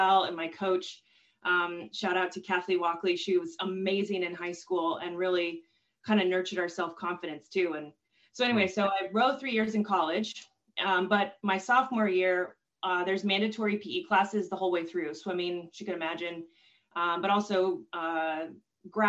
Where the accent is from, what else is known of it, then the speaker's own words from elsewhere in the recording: Washington, United States; moved away as an adult; We grew up in Washington State